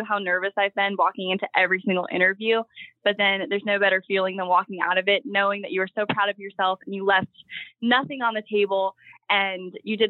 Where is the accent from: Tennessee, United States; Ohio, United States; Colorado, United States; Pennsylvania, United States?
Pennsylvania, United States; Scranton; I have three brothers. We're from Scranton, Pennsylvania